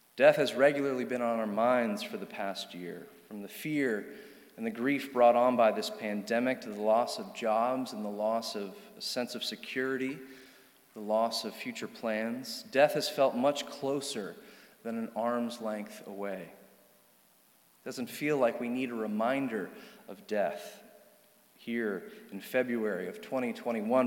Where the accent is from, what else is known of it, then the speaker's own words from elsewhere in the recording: Charlottesville, Virginia, United States; I grew up here in Charlottesville